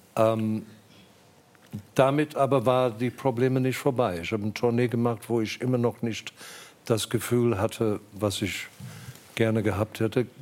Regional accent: South Africa; moved away as an adult; also born or lived in England / Germany; Ich, ich bin aus Südafrika gegangen

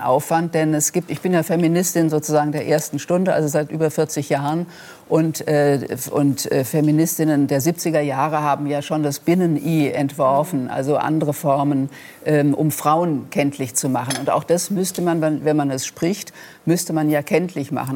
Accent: Rhenish Hesse, Rhineland-Palatinate, Germany; accent: Rhenish Hessian; zu meinem rheinhessischen Dialekt oder meiner rheinhessischen Herkunft

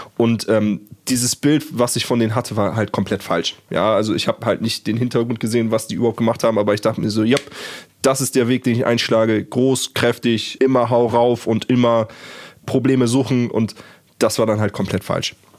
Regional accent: Germany; ich bin deutsch

